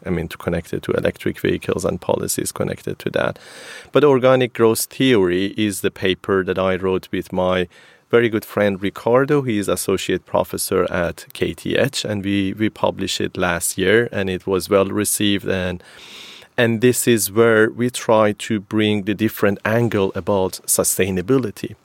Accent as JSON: {"language": "English", "town": "Kerman", "region": "Kerman Province", "country": "Iran", "also_born_or_lived": "Sweden / Portugal", "moved": "as an adult", "said": "i'm coming from a sort of city of pistachio in iran so almost all the pistachio is coming from kerman the city that i am originally from and then i moved to sweden in 2007 to study at kth"}